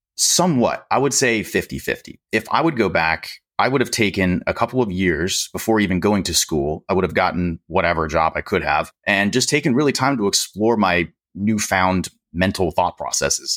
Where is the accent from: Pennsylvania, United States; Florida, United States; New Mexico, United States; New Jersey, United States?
Pennsylvania, United States; I'm from Pennsylvania.